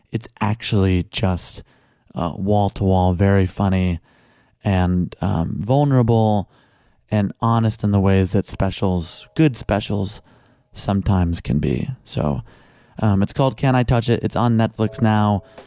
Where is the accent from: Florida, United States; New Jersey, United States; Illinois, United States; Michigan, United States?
Illinois, United States; Chicago; I was born and raised in Chicago